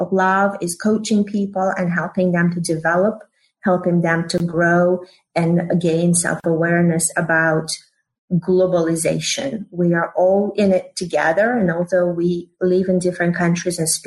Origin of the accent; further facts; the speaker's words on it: Uzbekistan; moved away as an adult; also born or lived in Russia; now in United States; I was born in the Soviet Union. And then, as you may know, it fell apart in 1991, and generated a new country, Uzbekistan, where I grew up.